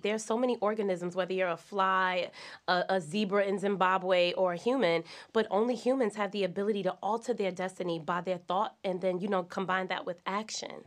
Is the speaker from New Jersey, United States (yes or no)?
yes; East Orange, New Jersey, United States; I'm from East Orange, New Jersey, so I'm from the ghetto.